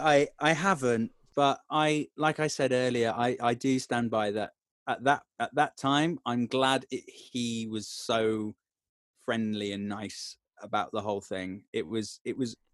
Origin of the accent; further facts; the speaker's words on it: Tamworth, West Midlands, United Kingdom; from Cyprus back to stay in Tamworth